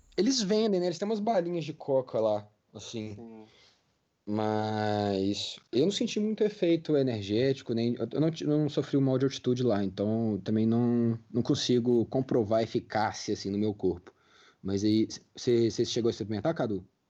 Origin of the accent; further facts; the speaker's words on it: Brazil; a gente como brasileiro